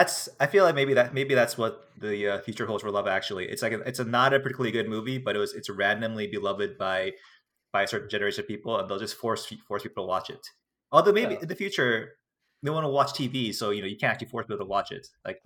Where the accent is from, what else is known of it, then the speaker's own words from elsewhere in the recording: United States; it's okay for me as American not to have heard about this ever.